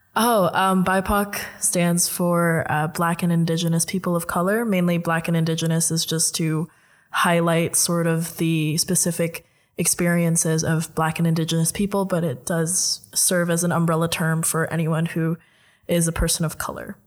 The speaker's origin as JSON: {"language": "English", "country": "Indonesia", "tie": "born or raised there", "moved": "yes", "lives_now": "Netherlands", "said": "I'm Filipino, but I was raised in Indonesia"}